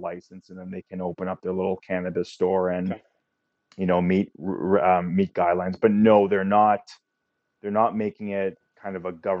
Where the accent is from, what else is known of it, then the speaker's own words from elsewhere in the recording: Oakville, Ontario, Canada; Jason and I grew up in Oakville, Ontario, Canada, which is what, 15 miles west of Toronto.